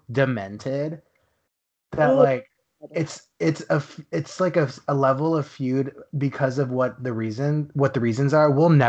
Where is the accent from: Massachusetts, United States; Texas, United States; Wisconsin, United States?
Texas, United States; also born or lived in Dallas; now in Los Angeles, United States; I live in Los Angeles. I'm from Texas